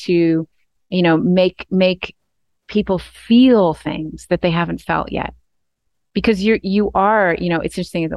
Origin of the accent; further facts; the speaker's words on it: Maine, United States; I'm from Maine. I'm from the East Coast.